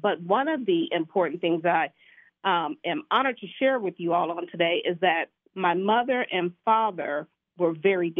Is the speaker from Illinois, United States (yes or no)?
no; Kansas City, Missouri, United States; I was born and raised in Kansas City, Missouri